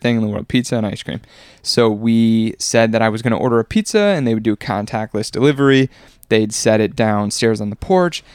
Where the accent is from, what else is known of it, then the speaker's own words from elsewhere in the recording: Wisconsin, United States; moved away; growing up in Wisconsin